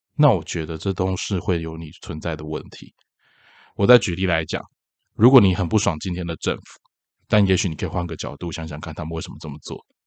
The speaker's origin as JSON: {"language": "Chinese", "region": "Tainan", "country": "Taiwan", "said": "毕竟我是台南人嘛"}